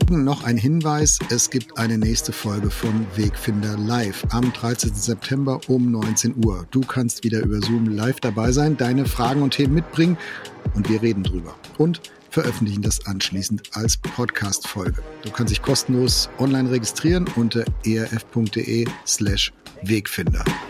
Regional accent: Germany; wir als Deutsche

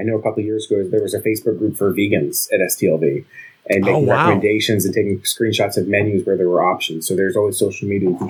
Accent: East Coast, United States; I am from the East Coast. I live in Maine

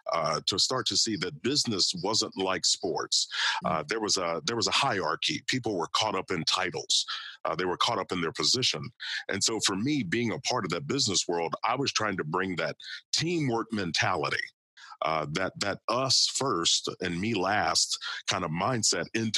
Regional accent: Kentucky, United States; I grew up in Kentucky and played football, wrestled, played baseball there

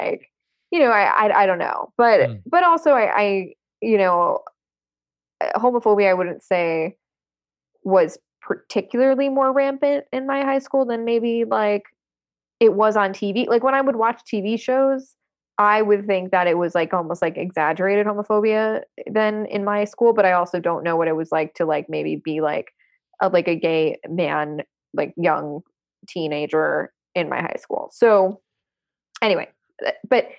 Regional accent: Long Island, New York, United States; I grew up on Long Island

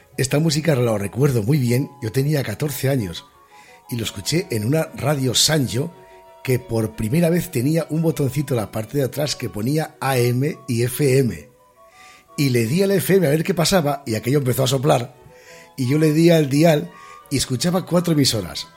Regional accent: Gijón, Asturias, Spain; yo soy de Gijón

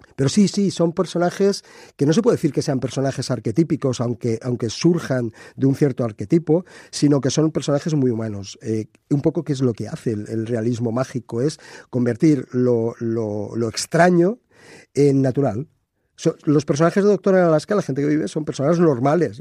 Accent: Spain; aquí en España

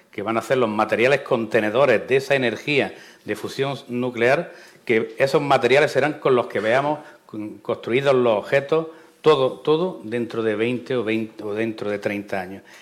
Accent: Baza, Andalusia, Spain; en Baza, en mi tierra

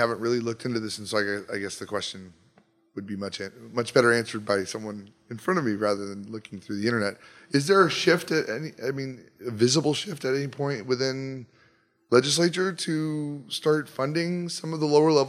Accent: California, United States; moved away as an adult; now in Texas, United States; I'm a student at ACC. I come from California originally

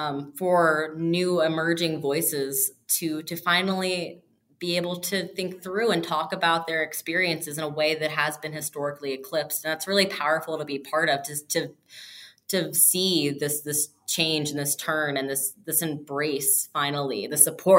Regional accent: Morgantown, West Virginia, United States; moved away; also born or lived in Maryland; I am from Morgantown, West Virginia.

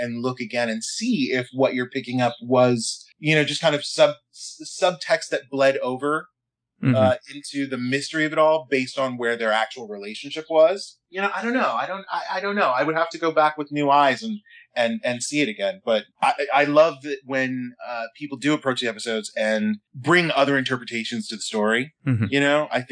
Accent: Colorado, United States; I grew up in Colorado, and I have family that has been kind of in the Western United States since the early 20th century

